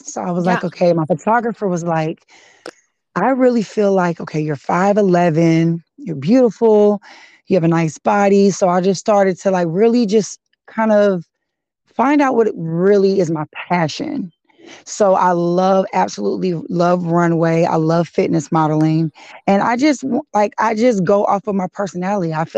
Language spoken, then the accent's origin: English; California, United States; I was raised in California